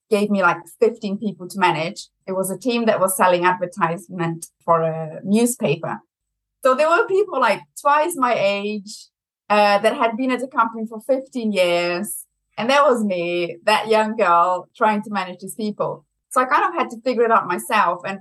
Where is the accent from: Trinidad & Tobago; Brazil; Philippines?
Brazil; accent: German; English is a second language; now in United Kingdom; I'm originally from Brazil, but I have a very German accent. So I also have to say I'm half German.